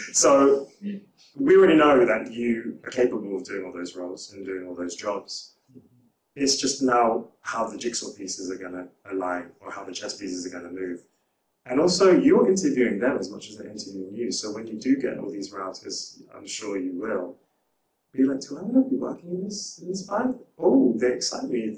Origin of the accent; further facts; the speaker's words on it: United Kingdom; being a Brit, a black Brit in LA feels enfranchising